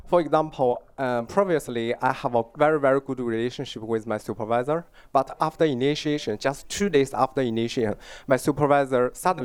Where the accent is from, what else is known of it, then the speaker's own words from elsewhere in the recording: China; also born or lived in Vancouver, Canada; now in Canada; I'm originally from China, but now I'm a student in Canada.